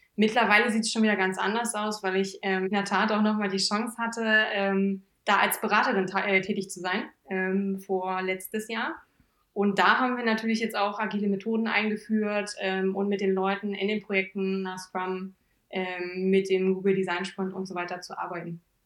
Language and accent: German; Thale, Saxony-Anhalt, Germany; moved away as an adult; now in Braunschweig, Germany; Ich komme eigentlich ursprünglich aus Thale im Harz, im schönen Harz, äh, beim Hexentanzplatz.